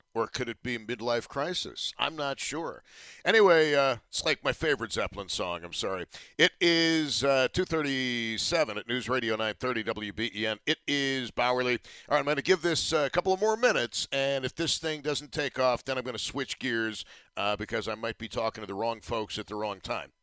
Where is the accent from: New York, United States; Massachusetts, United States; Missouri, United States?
New York, United States; Buffalo; I'm from Buffalo